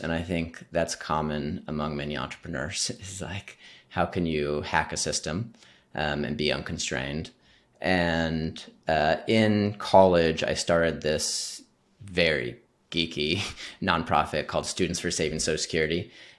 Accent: Midwest, United States; So I grew up in the Midwest like you, Jesse. Both my parents grew up on farms.

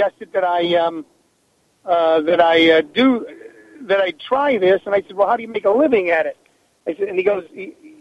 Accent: Midwest, United States; moved away as an adult; I was born in the Midwest

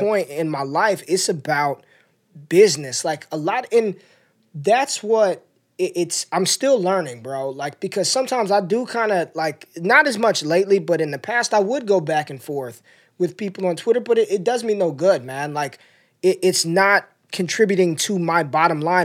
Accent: North Las Vegas, Nevada, United States; I grew up in North Las Vegas

